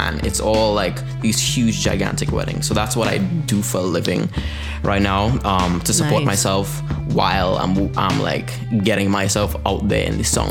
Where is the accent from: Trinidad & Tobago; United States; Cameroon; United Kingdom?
Trinidad & Tobago; moved away as an adult; I'm from Trinidad, so I'm a local musician